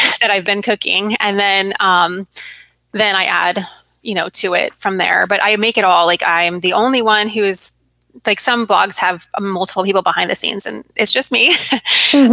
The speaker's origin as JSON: {"language": "English", "region": "Arizona", "country": "United States", "tie": "born or raised there", "also_born_or_lived": "Virginia", "moved": "as an adult", "said": "growing up in Arizona"}